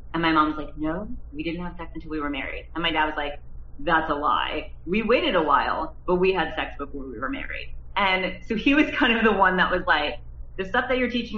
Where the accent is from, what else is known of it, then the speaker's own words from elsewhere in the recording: Nebraska, United States; I grew up in the Midwest, I grew up in Nebraska